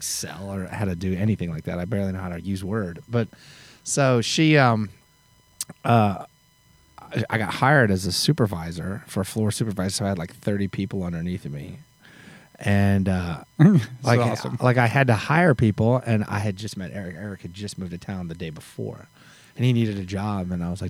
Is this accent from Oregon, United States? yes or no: yes; Eugene, Oregon, United States; moved away as an adult; now in Nashville, United States; I'm from Eugene, Oregon, and I sold my horses and moved to Nashville in 1999.